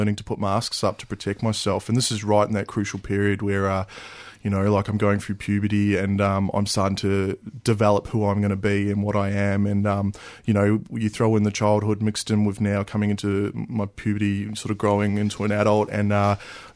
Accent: New Zealand; I grew up in New Zealand

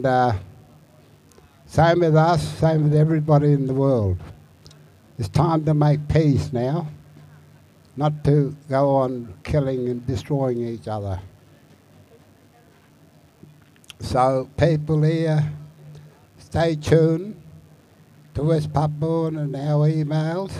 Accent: Arabunna country, Lake Eyre, South Australia, Australia; from the Arabunna Lake here

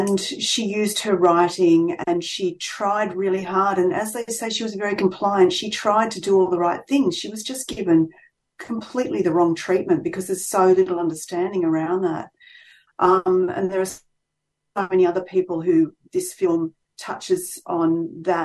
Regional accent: Albury, New South Wales, Australia; my hometown, Albury, which is where I'm based, on the New South Wales Vic border

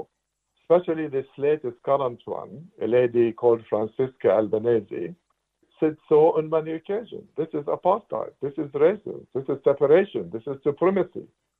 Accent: Jenin, West Bank, Palestine; moved away; I am from Jenin

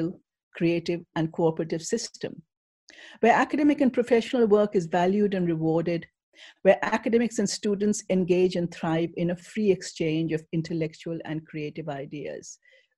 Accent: India; moved away; I come from India

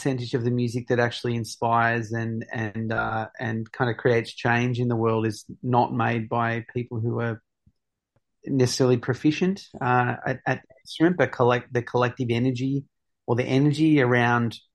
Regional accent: Victoria, Australia; I come from a small mining town. It was very much a, you know, it was a colonial settlement from the mid-1800s

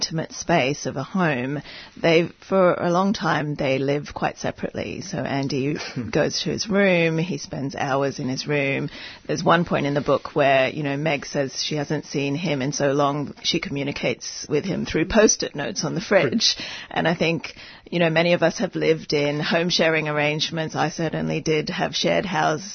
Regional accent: Hong Kong; I grew up in Hong Kong

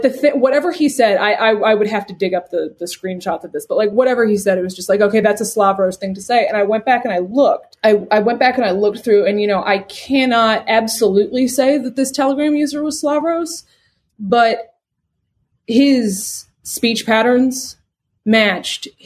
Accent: United States; I'm an American

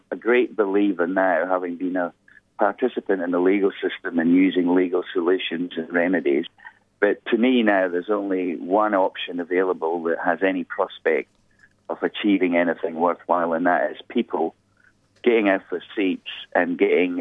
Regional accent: Edinburgh, Scotland, United Kingdom; moved away as an adult; now in Darwin, Australia; I'm from a place called Edinburgh in Scotland

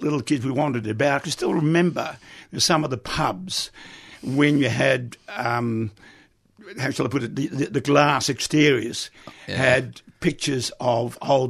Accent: Netherlands; now in Australia; So that was one reason why we emigrated from Holland to Australia.

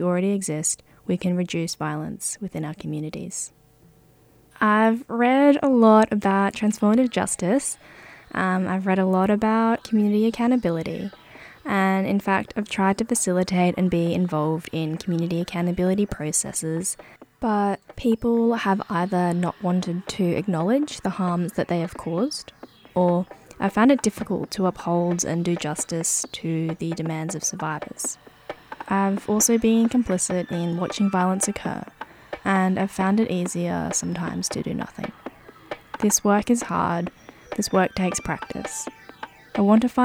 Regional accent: Brisbane, Queensland, Australia; moved away as an adult; now in Melbourne, Australia; I grew up in Sherwood, Brisbane, on Yuggera country, and I've lived and worked the majority of my life on Yuggera and Turrbal country

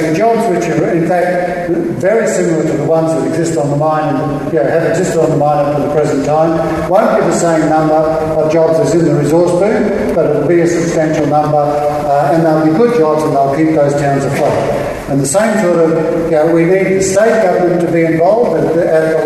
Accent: Queensland, Australia; the Queensland example because it's my home state

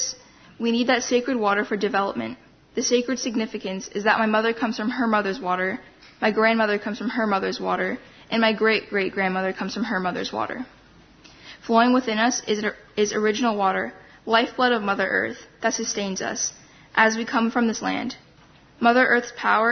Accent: Wiikwemkoong, Ontario, Canada; also born or lived in Thunder Bay, Ontario; I'm from Wukwamukong on Manitouan Island, which is in northern Ontario in Canada

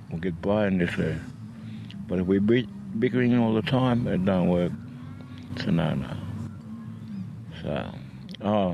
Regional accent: Woodenbong, New South Wales, Australia; I come from a place called Woodenbong, Mully Mully

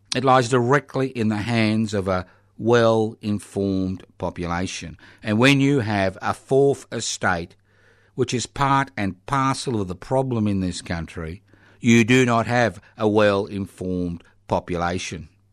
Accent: Brisbane, Queensland, Australia; when I was born in the Marder Hospital in Brisbane so many decades ago?

